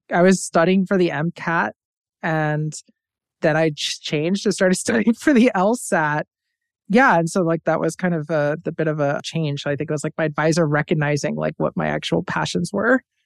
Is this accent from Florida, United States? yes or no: yes; Tampa, Florida, United States; I was born and raised in Tampa, Florida.